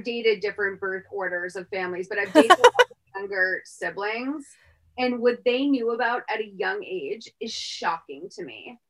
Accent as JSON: {"language": "English", "country": "United States", "tie": "born or raised there", "said": "I mean, so listen, I grew up in Middlesex County."}